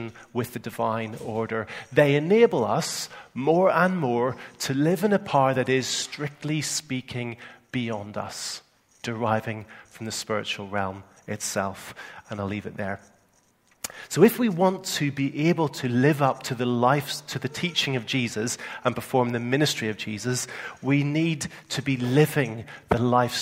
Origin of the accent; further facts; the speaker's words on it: Northern Ireland, United Kingdom; accent: Northern Ireland; moved away; my Northern Ireland accent